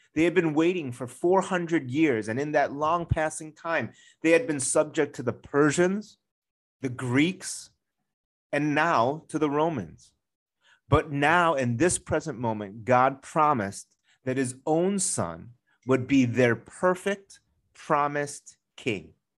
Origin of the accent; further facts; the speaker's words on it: Chicago, Illinois, United States; moved away; I grew up in Chicago, which is an absolutely beautiful city